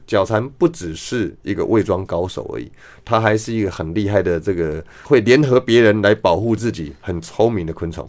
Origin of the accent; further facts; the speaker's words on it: Taipei, Taiwan; 小时候在台北市